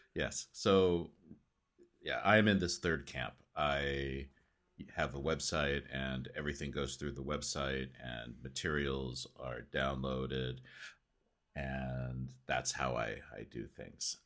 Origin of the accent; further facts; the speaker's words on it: United States; accent: American; students are always listening to my American accent